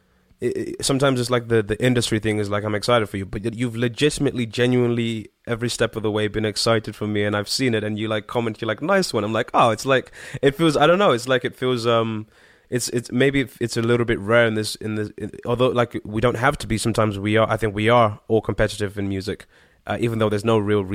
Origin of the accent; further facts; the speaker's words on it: Harare, Zimbabwe; I was born in in a place called Harare, or Harare is how they'd pronounce it, more like. which is the capital, but I lived just off the capital of Zimbabwe.